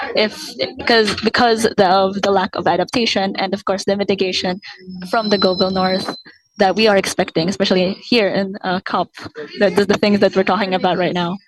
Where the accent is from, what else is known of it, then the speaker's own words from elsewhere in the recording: Philippines; I'm from the Philippines